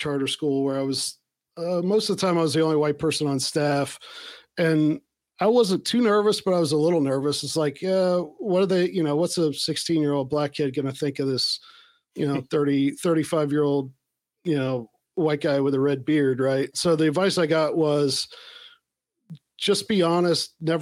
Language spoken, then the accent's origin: English; Appalachia, United States; I'm Appalachian American